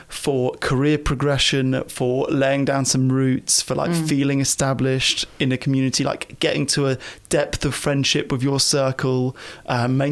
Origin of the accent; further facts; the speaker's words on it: London, United Kingdom; moved away; also born or lived in Tasmania / Cootamundra; I grew up in London